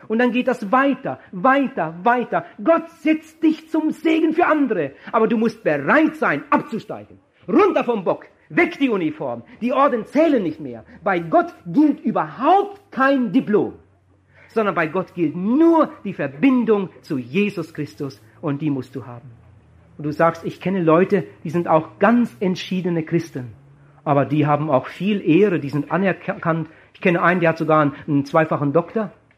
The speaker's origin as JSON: {"language": "German", "country": "Germany", "tie": "born or raised there", "said": "würde schon gar nicht in meinem Heimatdorf evangelisieren"}